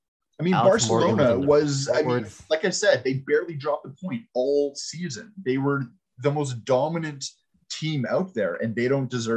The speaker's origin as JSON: {"language": "English", "country": "Canada", "said": "Now, I mean, {S3} we're {S4} Canadian, that's a stretch"}